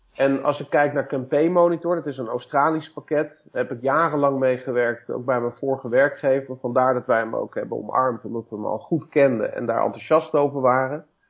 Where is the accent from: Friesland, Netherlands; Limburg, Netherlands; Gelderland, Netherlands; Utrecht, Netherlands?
Utrecht, Netherlands; Woudenberg; also born or lived in Amersfoort / Leusden; geboren in Amersfoort, getogen in Woudenberg